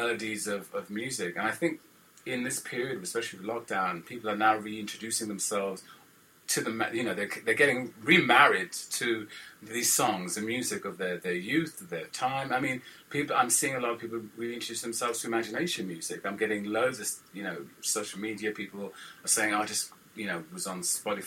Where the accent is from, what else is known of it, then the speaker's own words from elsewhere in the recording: London, United Kingdom; I'm from London